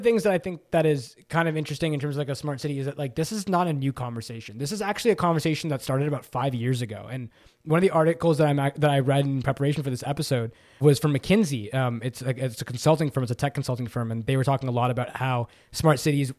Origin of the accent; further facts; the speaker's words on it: Toronto, Ontario, Canada; accent: Toronto; That's my Toronto accent.